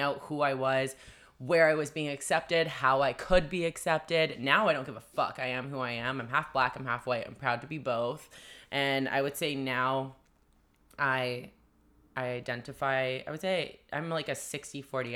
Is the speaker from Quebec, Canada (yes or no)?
no; Vancouver, British Columbia, Canada; I'm from, like, Vancouver.